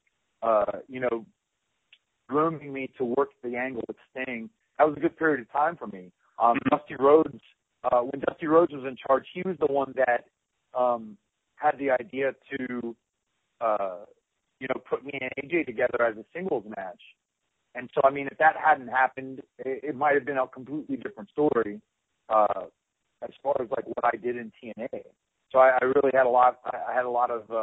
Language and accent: English; North Carolina, United States; I grew up in North Carolina